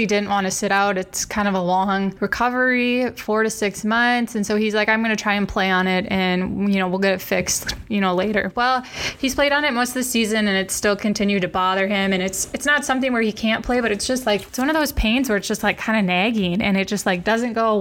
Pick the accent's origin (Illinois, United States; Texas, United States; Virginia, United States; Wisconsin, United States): Wisconsin, United States; moved away as an adult; also born or lived in Arizona / North Carolina; I'm from Wisconsin, and you know, we're both Midwest people